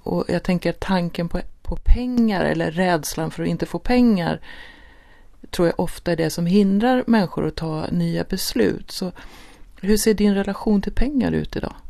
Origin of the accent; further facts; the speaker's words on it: Sweden; Vi är ju svenskar